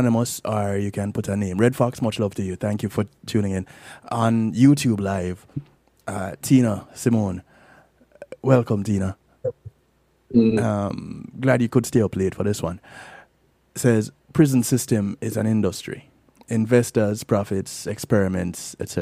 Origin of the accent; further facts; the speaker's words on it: Kingston, Jamaica; Growing up in the Salvation Army, going to church at 19 North Parade, so downtown